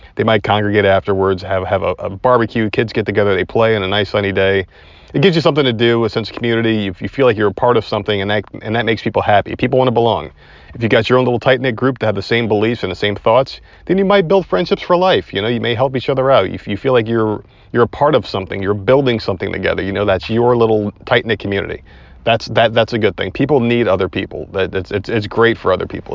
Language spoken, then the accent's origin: English; Northeast, United States; now in Southern United States; we are Southern now. And, uh, we are from the Northeast